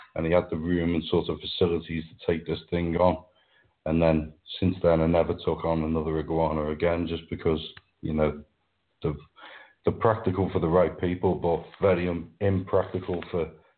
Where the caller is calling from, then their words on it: Wirral, North West England, United Kingdom; Well, I'm just across the River Mersey. It's a little peninsula called the Wirral. So just across the Mersey from Liverpool.